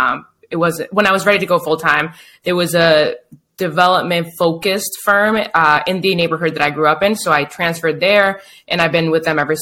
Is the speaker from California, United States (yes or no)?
no; Boston, Massachusetts, United States; now in Chelsea, United States; I'm from Boston, Mass. I actually live in Chelsea now, which is right next to Boston